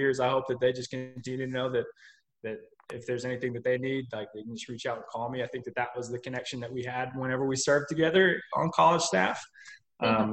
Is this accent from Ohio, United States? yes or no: no; Little Rock, Arkansas, United States; now in Benton, United States; I live in Benton, Arkansas. I'm from Little Rock originally, but living in Benton now.